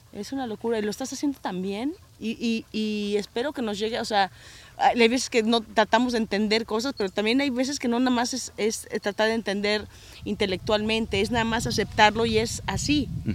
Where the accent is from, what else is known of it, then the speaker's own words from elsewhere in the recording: Mexico; moved away as an adult; now in United States; yo amo México y me hubiera encantado no haberme tenido que, que, salir de México